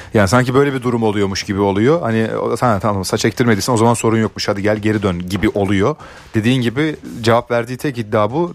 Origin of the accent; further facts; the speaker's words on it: Ankara, Turkey; bir Ankaralı olarak